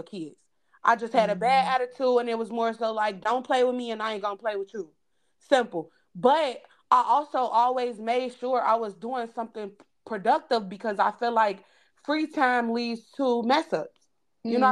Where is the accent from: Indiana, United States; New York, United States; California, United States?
Indiana, United States; Gary; we grew up in Gary